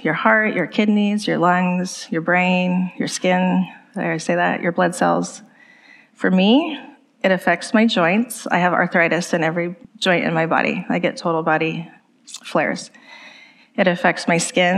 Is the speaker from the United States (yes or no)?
yes; the Bay Area, California, United States; I grew up in the Bay Area, just about an hour outside of San Francisco